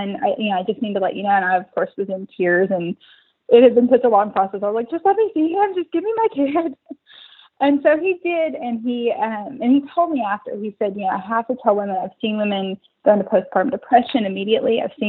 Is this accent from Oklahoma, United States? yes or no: yes; Oklahoma, United States; now in Austin, United States; He came for a job from El Paso. I came from Oklahoma to work for a job and kind of met each other along the way.